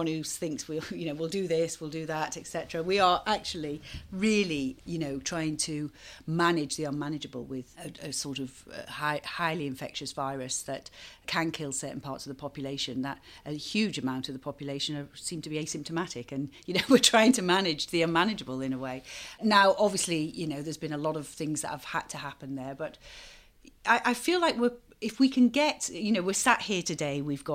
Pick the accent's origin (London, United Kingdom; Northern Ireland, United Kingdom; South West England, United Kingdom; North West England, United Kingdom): North West England, United Kingdom; Knowsley; moved away; also born or lived in Chichester; I grew up in Knowsley, the values of the people that I grew up with and my family are the conservative values.